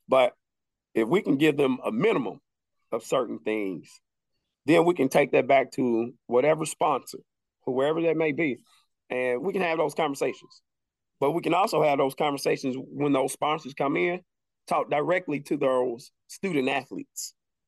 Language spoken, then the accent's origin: English; the South, United States; Being born and raised in the South, it teaches you different values, right?